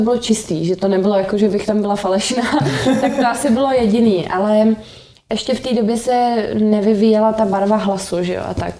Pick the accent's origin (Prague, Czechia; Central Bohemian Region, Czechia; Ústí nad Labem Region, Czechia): Prague, Czechia; also born or lived in London; já jsem z Prahy 6